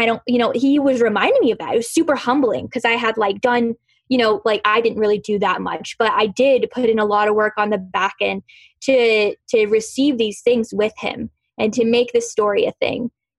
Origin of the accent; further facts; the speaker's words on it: Southern United States, United States; now in Los Angeles, United States; You know, I'm in California. I'm from the South. Like, I'm from a town of 4,000 people. We don't even have a stoplight